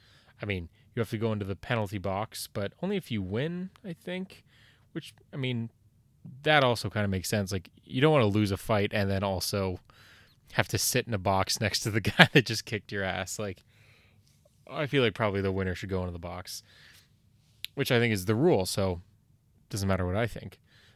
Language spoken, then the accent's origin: English; Canada; Now, you may be under the impression that as a Canadian, I know all about hockey.